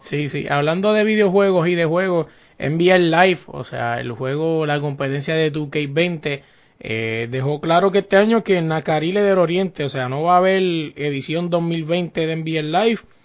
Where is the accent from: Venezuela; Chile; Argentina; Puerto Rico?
Puerto Rico; somos puertorriqueños